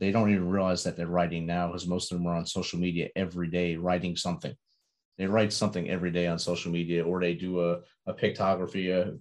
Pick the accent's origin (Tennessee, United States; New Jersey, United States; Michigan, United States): New Jersey, United States; moved away as an adult; now in the South, United States; I grew up in New Jersey. So it was right across the river from me. And I didn't move to the South till I came in the Army